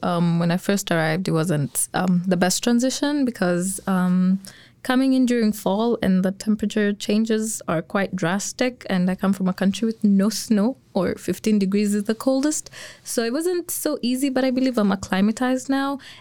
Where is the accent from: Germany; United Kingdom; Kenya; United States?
Kenya; moved away as an adult; now in Lethbridge, Canada; I'm an international student as well from Kenya.